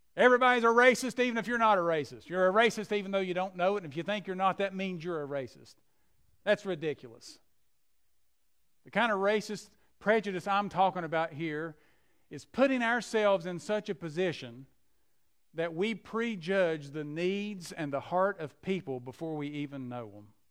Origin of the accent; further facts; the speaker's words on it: McDowell County, West Virginia, United States; I'm from McDowell County, West Virginia, the poorest county in southern West Virginia. I saw people drinking out of tubes and hoses and so forth, and that's where, that's where we grew up.